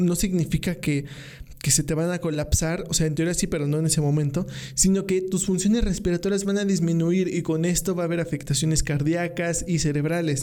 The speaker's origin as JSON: {"language": "Spanish", "country": "Mexico", "said": "los mexicanos sufrimos"}